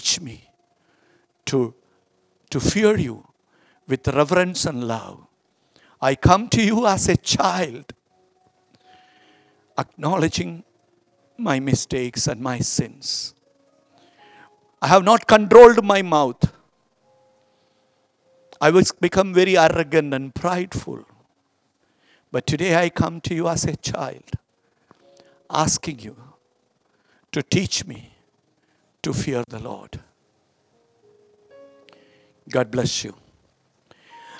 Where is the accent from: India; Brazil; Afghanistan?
India; there only we are Indian.